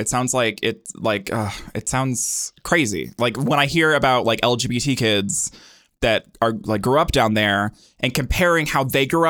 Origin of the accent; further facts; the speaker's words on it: Helena, Montana, United States; Like in Helena, where I grew up in Montana, and in Missoula